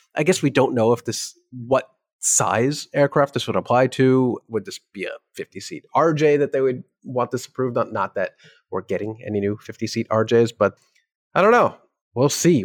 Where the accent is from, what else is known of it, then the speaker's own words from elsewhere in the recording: New York, United States; As a New Yorker